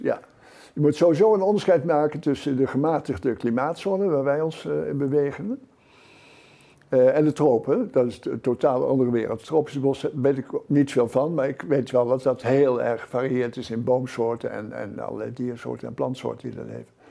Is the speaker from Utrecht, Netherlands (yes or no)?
yes; Utrechtse Heuvelrug, Netherlands; ik ben opgegroeid in de, op de Utrechtse Heuvelrug